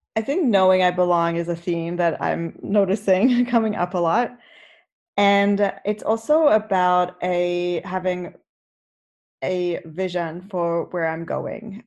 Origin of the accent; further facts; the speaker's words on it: South Africa; moved away; I grew up in South Africa, and so being Orthodox was what South Africans did